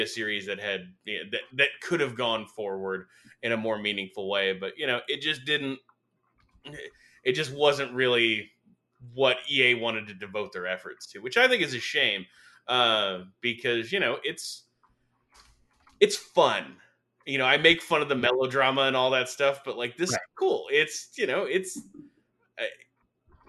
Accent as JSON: {"language": "English", "town": "Detroit", "region": "Michigan", "country": "United States", "tie": "born or raised there", "said": "I was a kid growing up in Detroit"}